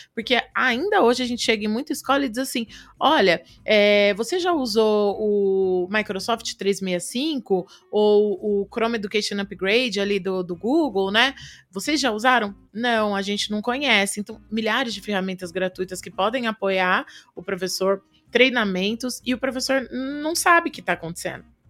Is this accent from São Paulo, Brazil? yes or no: yes; Araçatuba, São Paulo, Brazil; moved away; eu sou de Aracatuba